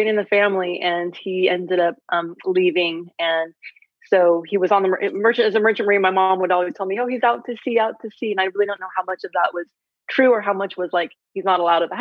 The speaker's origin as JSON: {"language": "English", "town": "San Francisco", "region": "California", "country": "United States", "tie": "born or raised there", "said": "I grew up in San Francisco, born and raised"}